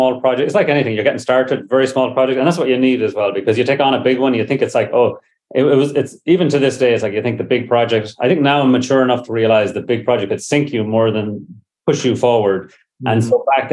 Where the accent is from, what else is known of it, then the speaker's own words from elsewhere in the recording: Ireland; moved away as an adult; now in San Francisco, United States; I was brought up in Ireland, came over here on a summer visa